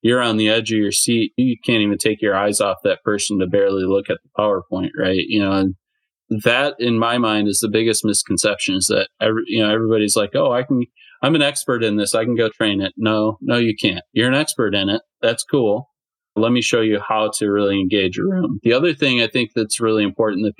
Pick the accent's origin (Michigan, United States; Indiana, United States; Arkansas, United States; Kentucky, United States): Michigan, United States; moved away as an adult; also born or lived in Ohio; I'm originally from Michigan. But I was living in Ohio at the time